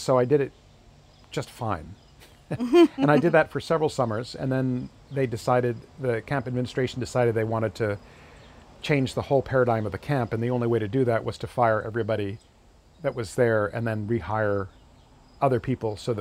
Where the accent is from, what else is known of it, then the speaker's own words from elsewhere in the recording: New England, United States; moved away; I was from New England and I called contras